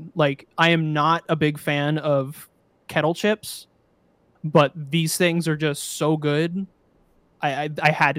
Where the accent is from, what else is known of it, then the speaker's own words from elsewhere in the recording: Buffalo, New York, United States; also born or lived in Bakersfield, California; because I am from Buffalo, we have specific brand of French onion dip for your chips